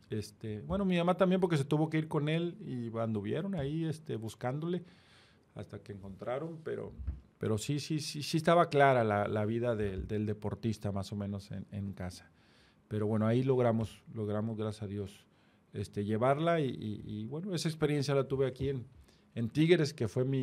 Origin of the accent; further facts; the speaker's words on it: Reynosa, Tamaulipas, Mexico; moved away; also born or lived in Guadalajara; la mayoría de la somos gente de Reynosa